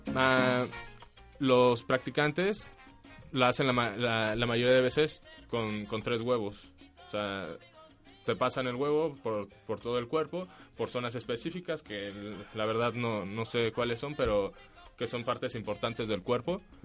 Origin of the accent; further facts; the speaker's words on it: Mexico; moved away; mi país